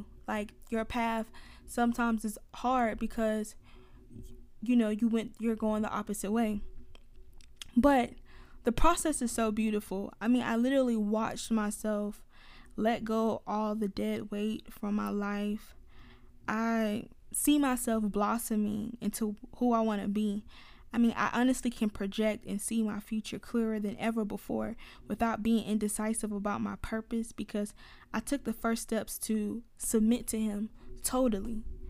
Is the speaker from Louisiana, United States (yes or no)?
no; Atlanta, Georgia, United States; Y'all, I told y'all I'm from Atlanta, so please bear with me when I'm talking.